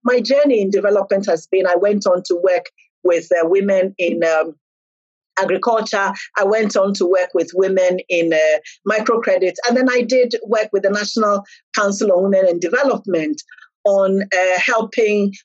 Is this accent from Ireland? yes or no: no; southern Ghana, Ghana; I came from the South.